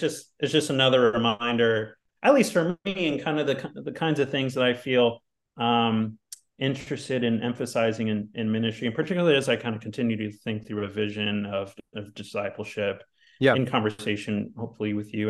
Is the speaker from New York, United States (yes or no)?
yes; New York City, New York, United States; moved away as an adult; now in Haddonfield, United States; this kind of maybe reminds me of where I grew up in Brooklyn a bit